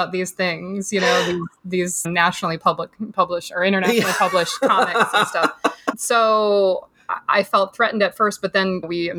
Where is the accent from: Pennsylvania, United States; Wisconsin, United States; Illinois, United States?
Wisconsin, United States; Milwaukee; now in Pasadena, United States; So I grew up in Wisconsin. I grew up in Milwaukee, Wisconsin.